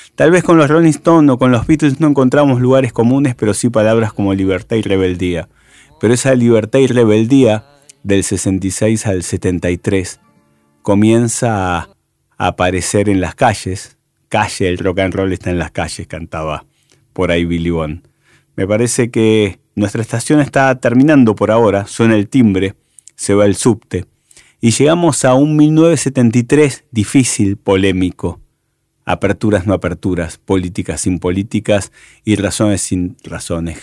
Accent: Argentina

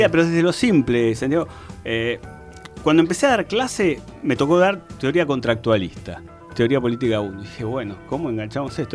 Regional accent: Mar del Plata, Buenos Aires Province, Argentina; moved away; also born or lived in Spain; yo soy Mar de Plata

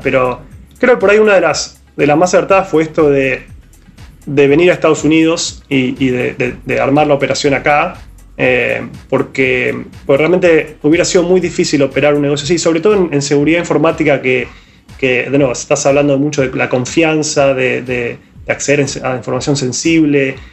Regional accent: Argentina; yo y Víctor como argentinos

